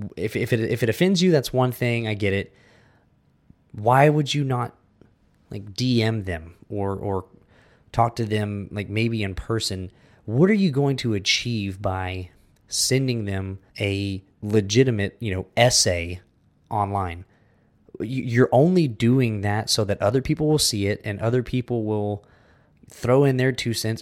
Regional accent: United States; now in Texas, United States; we're American

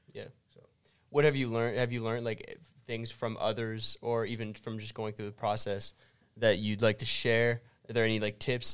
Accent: Canada; we're from canada

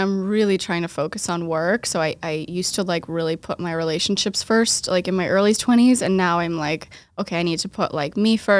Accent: Waltham, Massachusetts, United States; now in Boston, United States; I was born and raised in Waltham, outside of Boston.

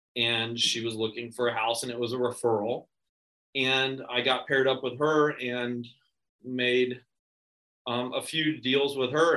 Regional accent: Ponte Vedra, Florida, United States; I was born and raised here in Ponte Vedra

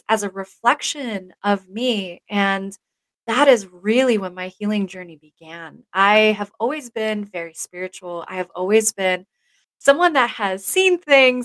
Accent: Stuttgart, Baden-Württemberg, Germany; also born or lived in Texas / Florida; now in Washington State, United States; I grew up in Germany, in Stuttgart, Germany. That's where I spent almost all of my life.

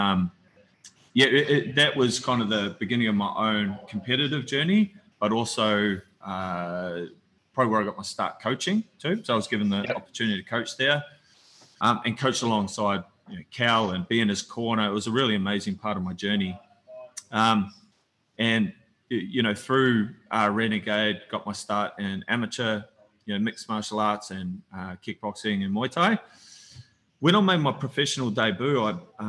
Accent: New Zealand; moved away as an adult; also born or lived in Tauranga, Bay of Plenty, New Zealand / Auckland, New Zealand / Melbourne, Australia; now in Torquay, Australia; I'm originally from New Zealand

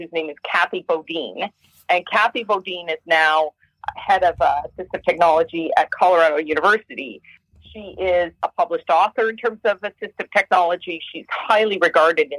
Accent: Hamilton, Ontario, Canada; I was born in Hamilton, Ontario, Canada

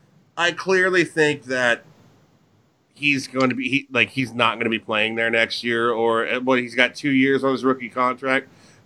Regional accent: Kansas, United States; I'm from Kansas. I'm a Big 12 guy.

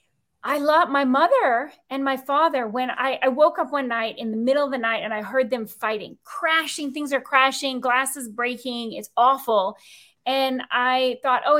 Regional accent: Key West, Florida, United States; also born or lived in U.S. Virgin Islands / British Virgin Islands; now in Tampa Clearwater area, United States; I grew up in the Florida Keys

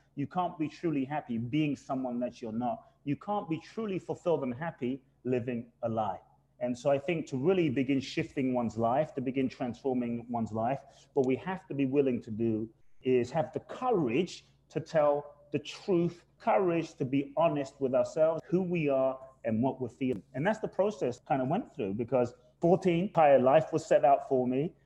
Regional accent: London, United Kingdom; moved away as an adult; also born or lived in Ghana; now in United States; I was born in Ghana, West Africa. My father's from Ghana, my mother's Japanese. I grew up in London.

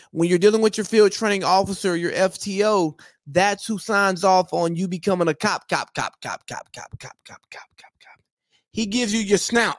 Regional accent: United States; I am from America

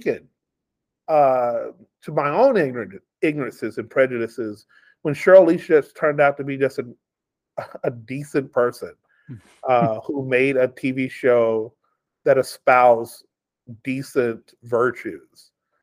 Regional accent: New Chapel Hill, Texas, United States; moved away as an adult; now in Las Vegas, United States; I grew up in East Texas, like population 533, a little town called New Chapel Hill.

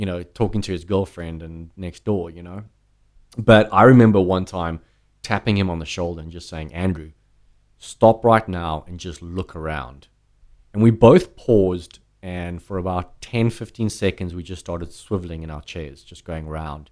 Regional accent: South Africa; moved away as an adult; now in United States; growing up in South Africa

